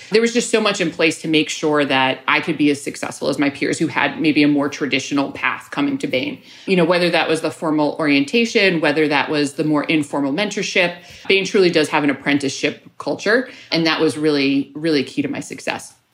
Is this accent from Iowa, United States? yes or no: no; New York City, New York, United States; moved away as an adult; now in Chicago, United States; I grew up in New York